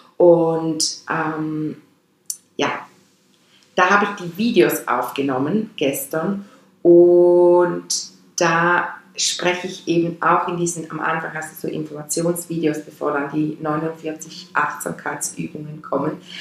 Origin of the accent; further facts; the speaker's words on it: Switzerland; accent: Swiss German; first language Swiss German; German is a second language; Meine Muttersprache ist meines Erachtens Schweizerdeutsch. Obwohl ja bei uns Schweizern, die Schweizerdeutsch als Muttersprache haben